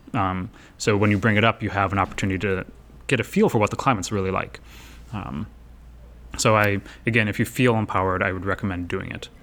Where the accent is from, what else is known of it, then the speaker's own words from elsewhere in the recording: Chicago, Illinois, United States; I'm from Chicago, where there's Howard Brown